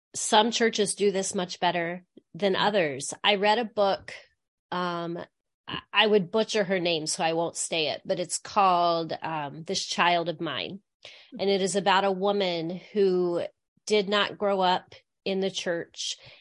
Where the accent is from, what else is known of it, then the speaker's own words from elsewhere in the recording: Midwest, United States; also born or lived in Grand Rapids, Michigan; I grew up in a small town in the Midwest